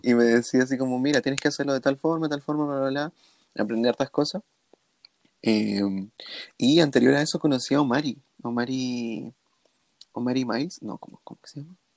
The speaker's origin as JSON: {"language": "Spanish", "country": "Chile", "said": "soy latino, la la soy de Chile, hablo español"}